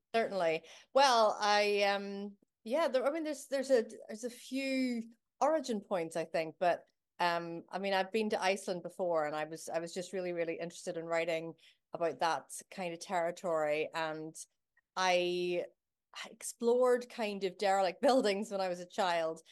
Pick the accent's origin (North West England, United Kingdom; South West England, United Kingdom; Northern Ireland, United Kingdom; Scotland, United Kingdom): Northern Ireland, United Kingdom; Belfast; now in Glasgow, United Kingdom; I was growing up in Belfast during the Troubles